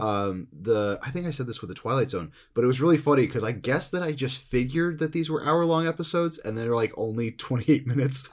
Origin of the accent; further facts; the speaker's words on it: New Jersey, United States; I'm also growing up in New Jersey